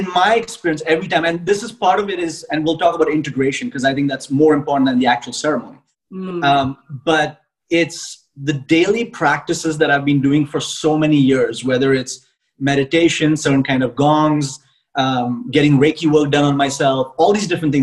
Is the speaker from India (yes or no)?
yes; India; I am originally from India